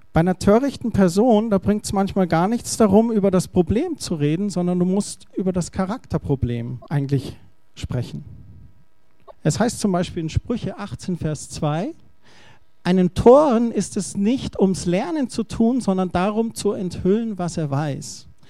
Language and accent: German; Germany; ich bin Deutscher.